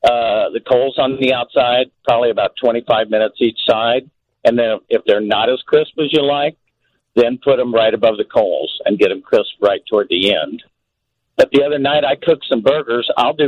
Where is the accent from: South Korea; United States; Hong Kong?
United States; Kansas City; I'm from Kansas City, home of the best barbecuers in the world.